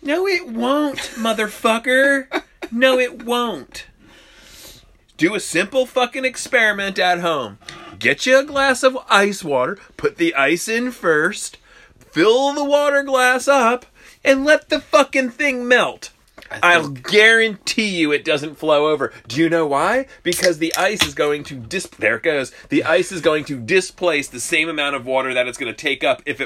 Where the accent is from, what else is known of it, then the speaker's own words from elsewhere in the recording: New Jersey, United States; I'm from New Jersey. Grew up in a Pollock household.